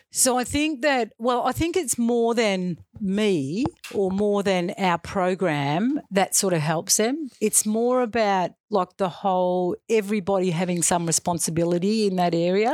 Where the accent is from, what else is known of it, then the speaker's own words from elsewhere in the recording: Western Australia, Australia; also born or lived in Albany, Western Australia; I grew up in Western Australia. in, um, so in a small, a little small country town, um, i-, initially when I was in primary school, and then when I moved into secondary school, um, our f-, my family moved to a bigger a bigger centre, so in Albany, in Western Australia.